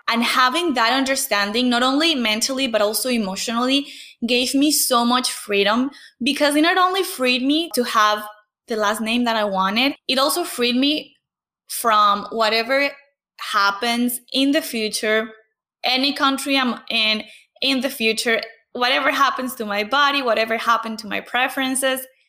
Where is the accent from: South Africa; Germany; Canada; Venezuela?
Venezuela; English is a second language; moved away as an adult; I had to leave Venezuela in 2015 because of the political crisis.